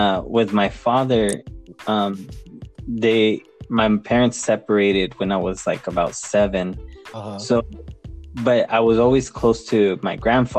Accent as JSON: {"language": "English", "town": "San Diego", "region": "California", "country": "United States", "tie": "born or raised there", "said": "I was born in 88. Nice. So I don't know really too much how it really was, but from my experience growing up here in San Diego, I really never saw too much of a division. It was the way I was raised in a mainly Hispanic family"}